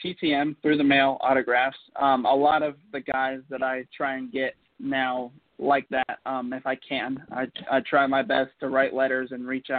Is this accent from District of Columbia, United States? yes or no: no; Marietta, Georgia, United States; also born or lived in Alabama; I grew up in Marietta, Georgia, outside of Atlanta